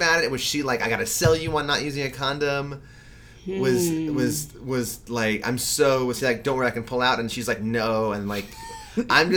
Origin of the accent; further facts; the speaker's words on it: New York City, New York, United States; I grew up in New York City and I walked home from school